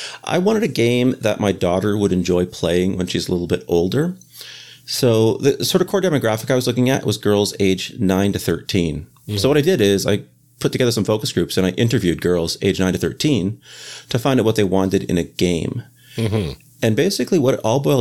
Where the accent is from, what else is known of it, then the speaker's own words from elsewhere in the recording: Canada; moved away as an adult; now in Boston, United States; I am a Canadian expat who is currently living in Boston